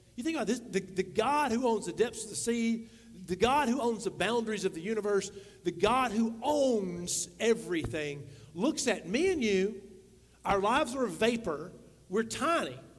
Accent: the South, United States; we grew up in the South

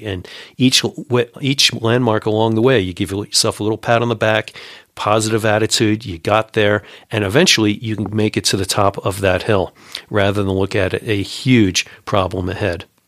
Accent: Long Island, New York City area, United States; now in Colorado, United States; I grew up in New York City area, uh, on Long Island

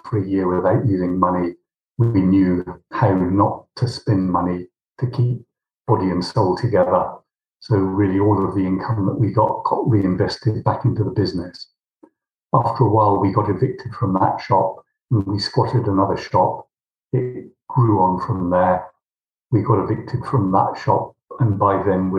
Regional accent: Somerset, South West England, United Kingdom; moved away as an adult; also born or lived in London; I was born in Somerset. I went to school in Millfield.

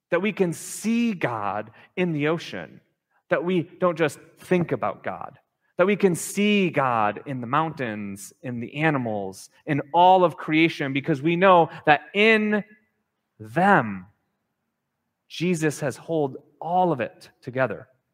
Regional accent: Minnesota, United States; now in Hawaii, United States; growing up in Minnesota

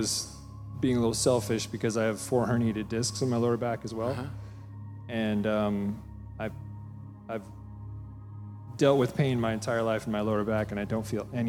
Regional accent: Montana, United States; moved away; Originally Montana.

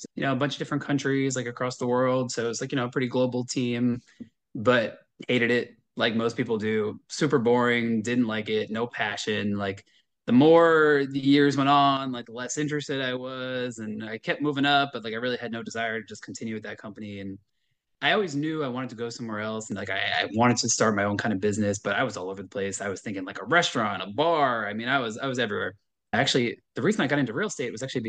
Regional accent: Long Island, New York, United States; also born or lived in Syracuse, New York / Manhattan, New York; I am from New York originally in Long Island

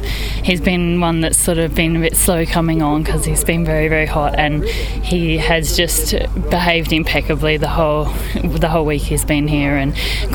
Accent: Australia; moved away as an adult; now in United Kingdom; No, I'm from Australia originally. Both my parents are British, so half British, really.

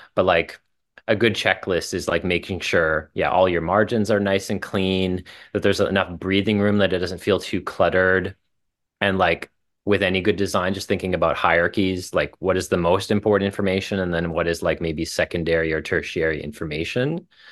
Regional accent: Saskatchewan, Canada; moved away as an adult; also born or lived in Calgary; now in Toronto, Canada; I left my hometown in small town Saskatchewan

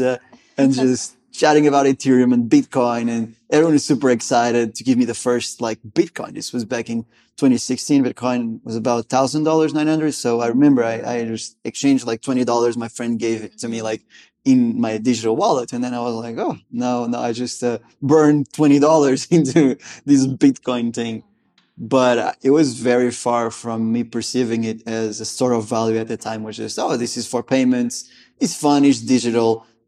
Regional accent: Lisbon, Portugal; moved away as an adult; also born or lived in Gainesville, Florida; I'm originally from Lisbon, Portugal, out there in Europe.

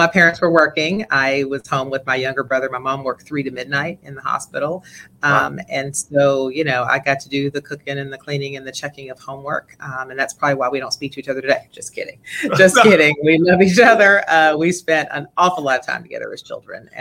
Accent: Southern West Virginia, United States; also born or lived in Massachusetts; growing up in Southern West Virginia was certainly a unique experience. My father relocated our family from Massachusetts to West Virginia because of the coal mines.

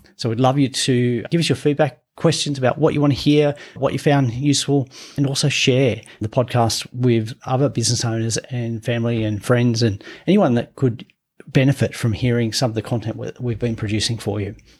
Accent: Gunnedah, New South Wales, Australia; I grew up in a country town in New South Wales, I'm from Gunnedah

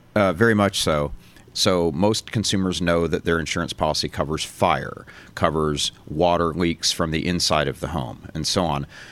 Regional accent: Florida, United States; my home state of Florida

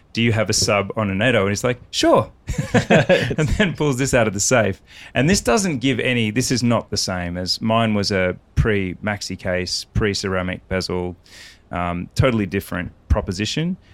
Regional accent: Australia; I'm Australian

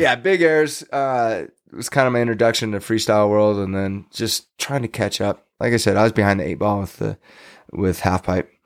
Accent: Fresno, California, United States; now in Tahoe area, United States; in my teens, growing up in Fresno

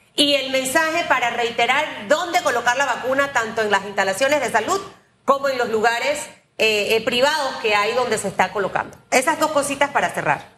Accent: David, Chiriquí, Panama; yo soy de David

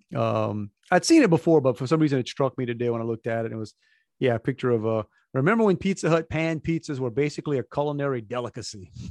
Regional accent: Cajun, Louisiana, United States; we're Cajun, we call it lunch meat

